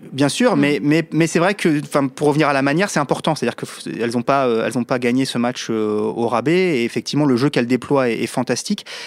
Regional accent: France; chez nous en France

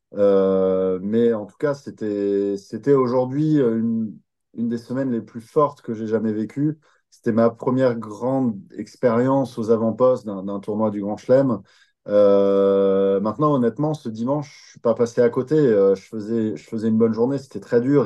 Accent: France; on est plein de Français

